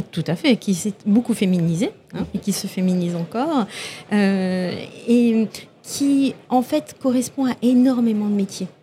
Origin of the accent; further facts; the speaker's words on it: Toulouse, Occitania, France; je viens de Toulouse